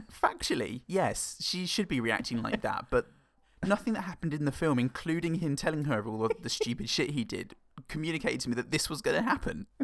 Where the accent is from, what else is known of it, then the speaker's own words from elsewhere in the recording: England, United Kingdom; as an Englishman